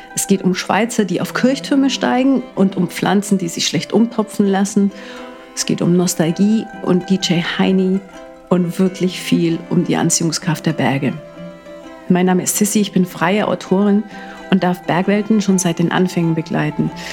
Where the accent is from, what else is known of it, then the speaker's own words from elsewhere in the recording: Allgäu, Bavaria, Germany; moved away as an adult; now in Munich, Germany; Aufgewachsen bin ich in einem kleinen Häuschen im Allgäu, und aktuell lebe ich, wenn ich halt dann mal zu Hause bin, in einer kleinen Mietwohnung in München